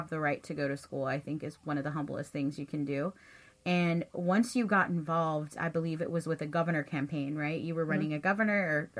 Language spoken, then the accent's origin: English; Weslaco, Texas, United States; I'm also from Weslaco